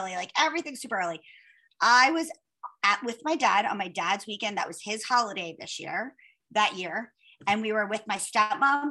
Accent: Margate City, New Jersey, United States; I grew up in Margate, New Jersey, and it's close to Atlantic City.

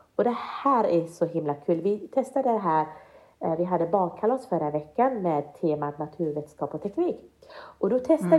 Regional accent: Sweden; jag är inte född i Sverige utan jag kom hit när jag var fem år gammal

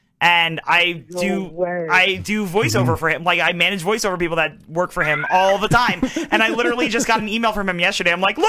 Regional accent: New Jersey, United States; I think we're from New Jersey.

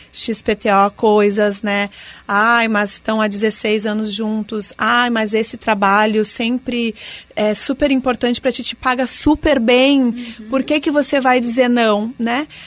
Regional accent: Rio Grande do Sul, Brazil; now in Joinville, Brazil; Eu sou gaúcha e se formar em jornalismo no Rio Grande do Sul é Deus no céu e RBS na terra, né?

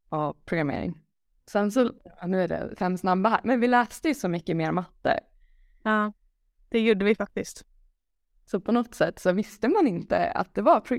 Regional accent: Lund, Skåne, Sweden; Jag är uppvuxen i Lund

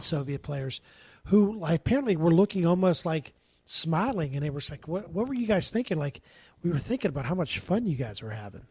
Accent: Pittsburgh, Pennsylvania, United States; I grew up in Pittsburgh

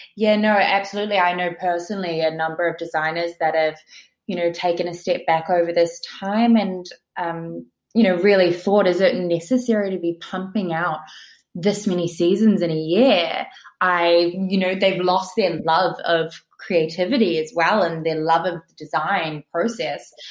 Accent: New Zealand; moved away as an adult; also born or lived in England; now in New York, United States; I grew up in New Zealand

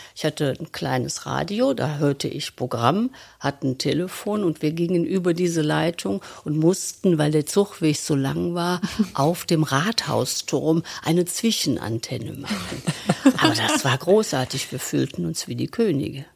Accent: Cologne, North Rhine-Westphalia, Germany; accent: rheinischer Einschlag; in einer kölschen Familie, in einem kölschen Fädel, bin im Severinsviertel geboren

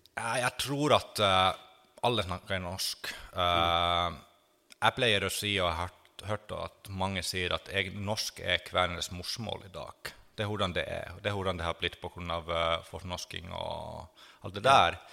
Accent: Finland; now in Norway; jeg er finsk som er slekt med kvener, på en måte. At jeg er fra det området hvor de har kommet fra

